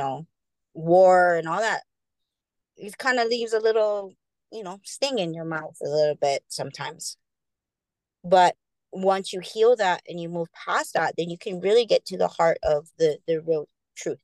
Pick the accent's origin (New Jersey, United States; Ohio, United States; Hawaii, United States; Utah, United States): Hawaii, United States; the deep meaning of being Hawaiian